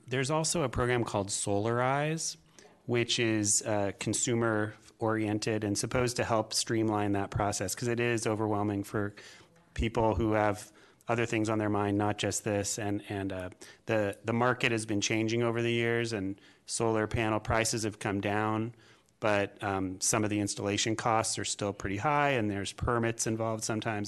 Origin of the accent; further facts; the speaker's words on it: California, United States; moved away as an adult; now in Springfield, Virginia, United States; I am originally from California